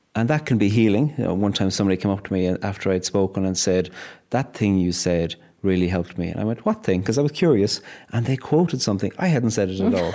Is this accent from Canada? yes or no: no; Cork, Munster, Ireland; now in Northern Ireland, United Kingdom; a very Irish Catholic background growing up in Cork